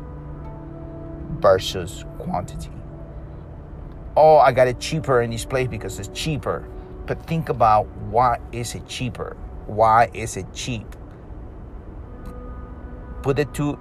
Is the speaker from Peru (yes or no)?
yes; Peru; I'm from Peru